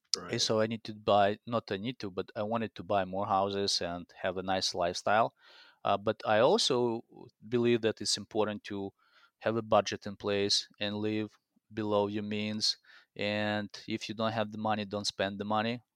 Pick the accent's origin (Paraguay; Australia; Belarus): Belarus; English is a second language; moved away as an adult; also born or lived in Spain / Italy; now in Minneapolis, United States; So I came to US in 2004. I came from Belarus, which is Eastern Europe.